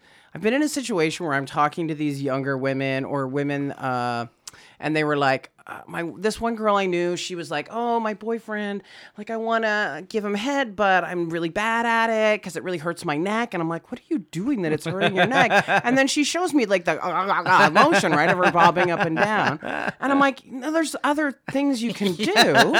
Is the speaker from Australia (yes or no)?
no; Saskatoon, Saskatchewan, Canada; born or raised there; moved away